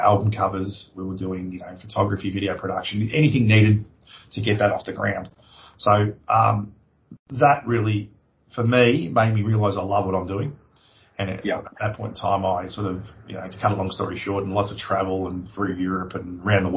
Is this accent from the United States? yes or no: no; Australia; moved away as an adult; also born or lived in London; I come home and I took that technology, and I was the one who sort of started that whole industry here in Australia